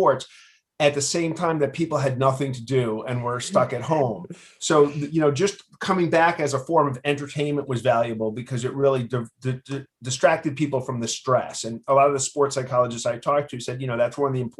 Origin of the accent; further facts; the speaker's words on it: New York City, New York, United States; I grew up in Queens.